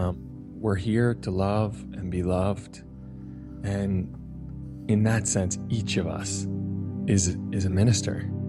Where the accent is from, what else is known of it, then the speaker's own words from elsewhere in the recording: Hingham, Massachusetts, United States; the town I grew up in, Hingham, Massachusetts